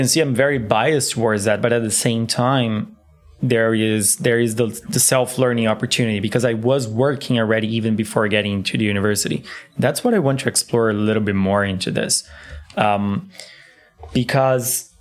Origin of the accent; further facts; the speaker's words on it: Brazil; now in Berlin, Germany; I'm from Brazil.